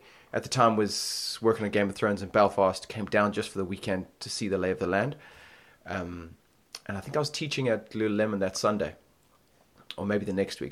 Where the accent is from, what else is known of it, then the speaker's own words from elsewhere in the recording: Botswana; moved away as an adult; also born or lived in United States; now in London, United Kingdom; born and raised in Botswana